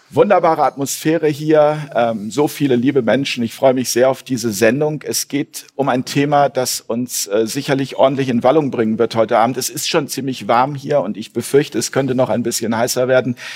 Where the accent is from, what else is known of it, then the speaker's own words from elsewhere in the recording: Hamburg, Germany; meine Heimat Hamburg hier